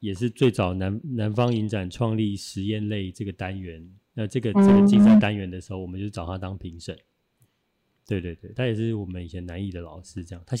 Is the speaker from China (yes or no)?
no; Taichung, Taiwan; 因为我我我也是台中人，